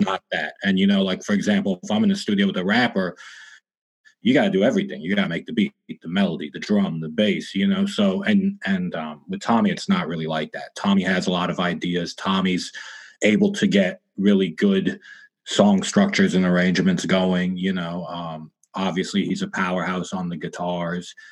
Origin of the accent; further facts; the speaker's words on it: Toronto, Ontario, Canada; now in Los Angeles, United States; I'm from Canada originally, Toronto, living